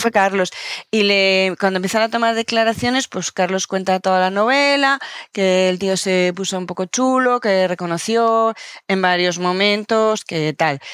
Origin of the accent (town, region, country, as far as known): Canary Islands, Spain